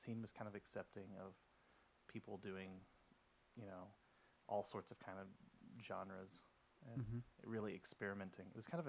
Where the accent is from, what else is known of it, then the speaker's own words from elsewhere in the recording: Denton, Texas, United States; moved away as an adult; now in New York, United States; I'm from Denton, Texas, and I moved here about 14 years ago.